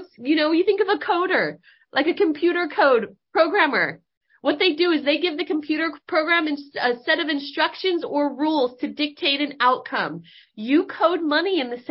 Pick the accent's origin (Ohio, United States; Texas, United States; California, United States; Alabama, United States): California, United States; Northern; moved away; we grew up in Northern California